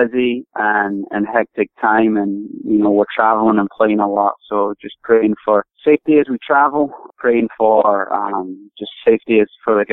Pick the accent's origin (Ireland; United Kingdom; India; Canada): United Kingdom; Scotland; moved away as an adult; now in United States; I grew up in Scotland, originally from Scotland